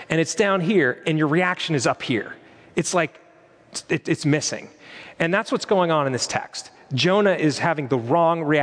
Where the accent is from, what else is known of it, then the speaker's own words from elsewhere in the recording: Western Pennsylvania, United States; Growing up in Western Pennsylvania in the winter, it's pretty bleak, gray skies, it's cold.